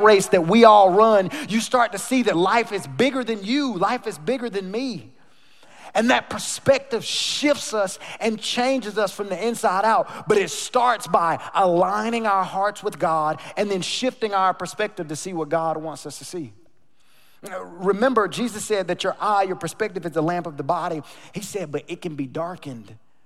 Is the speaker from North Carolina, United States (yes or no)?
yes; North Carolina, United States; now in Texas, United States; I grew up in North Carolina in a small town, smaller than Sugar Land, smaller than Rosenberg.